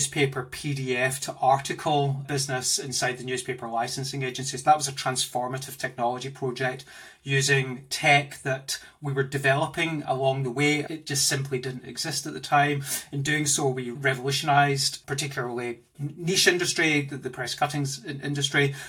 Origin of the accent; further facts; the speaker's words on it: Glasgow, Scotland, United Kingdom; moved away as an adult; also born or lived in Australia / Indonesia / Germany; now in London, United Kingdom; You can probably hear from my accent that I'm not originally from here. I'm from Glasgow